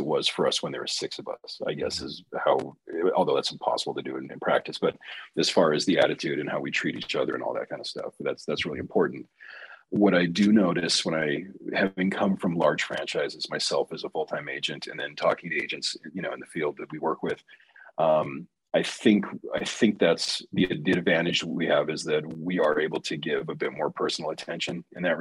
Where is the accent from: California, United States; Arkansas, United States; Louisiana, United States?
California, United States; Southern; I was born in Southern California to two parents that had master's degrees.